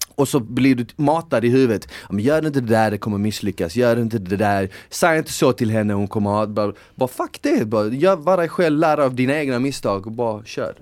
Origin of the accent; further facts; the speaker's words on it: Malmö, Skåne, Sweden; moved away; när jag var yngre och bodde i Malmö